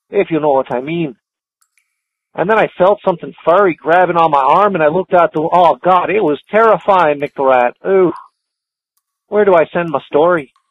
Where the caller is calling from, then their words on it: Ontario, Canada; I'm calling you from Ontario, Canada.